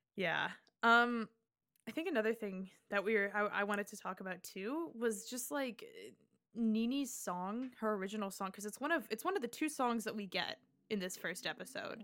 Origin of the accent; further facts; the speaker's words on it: Nebraska, United States; I went to, you know, a very, like, suburban, you know, but it was, like, the biggest high school in Nebraska